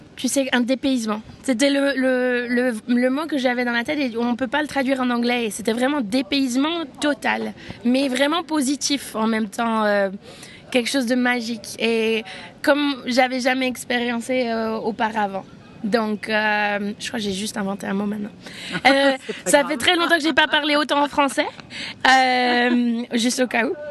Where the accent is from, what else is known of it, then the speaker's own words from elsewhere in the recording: Switzerland; Je suis suisse.